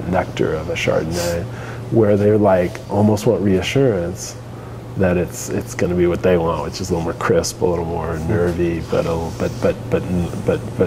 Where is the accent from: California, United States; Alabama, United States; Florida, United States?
California, United States; Santa Monica; now in Oregon, United States; I'm from Santa Monica